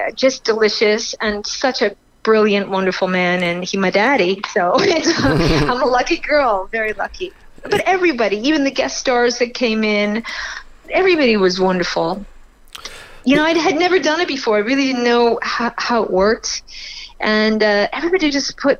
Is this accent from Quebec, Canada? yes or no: yes; Montreal, Quebec, Canada; moved away as an adult; now in New York, United States; I'm a Montreal girl. I'm born in Canada, but I moved to New York when I was just about 19